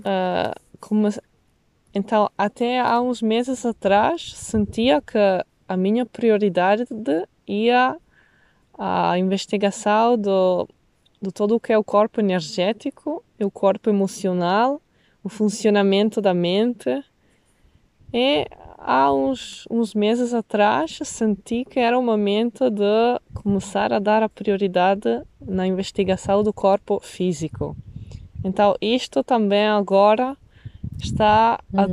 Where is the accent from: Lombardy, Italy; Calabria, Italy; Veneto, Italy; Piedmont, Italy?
Veneto, Italy; Venice; Portuguese is a second language; moved away as an adult; also born or lived in Berlin; now in Portugal; nasci e cresci em Veneza até os meus, os meus 28